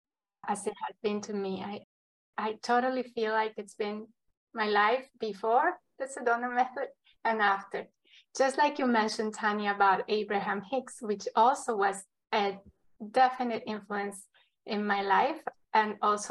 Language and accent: English; Ecuador; now in United States; I come from Ecuador